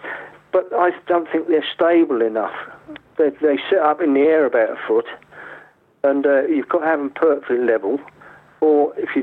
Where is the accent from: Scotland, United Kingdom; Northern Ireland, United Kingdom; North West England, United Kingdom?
North West England, United Kingdom; Lake District; I grew up in the Lake District